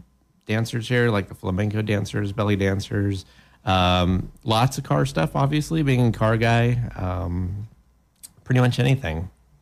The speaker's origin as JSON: {"language": "English", "region": "Colorado", "country": "United States", "tie": "born or raised there", "said": "I grew up in Colorado"}